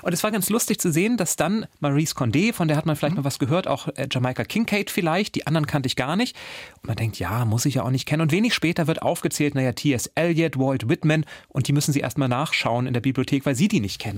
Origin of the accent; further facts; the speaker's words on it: near the Baltic coast, Northern Germany, Germany; Ich bin aus Norddeutschland, ich bin in der Nähe der Ostseeküste groß geworden